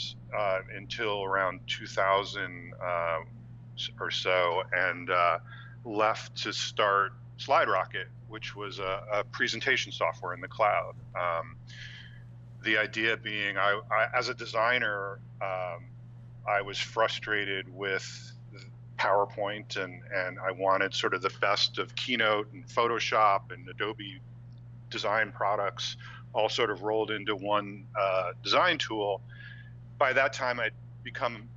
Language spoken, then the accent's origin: English; New Jersey, United States; moved away as an adult; I grew up on the East Coast in New Jersey